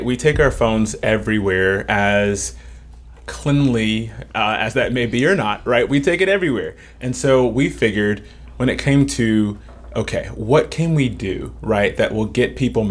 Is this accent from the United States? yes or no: yes; Baton Rouge, Louisiana, United States; I am from Baton Rouge, so born and raised